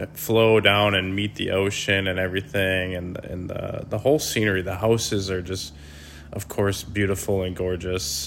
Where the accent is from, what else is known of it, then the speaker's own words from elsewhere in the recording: Wisconsin, United States; we're from Wisconsin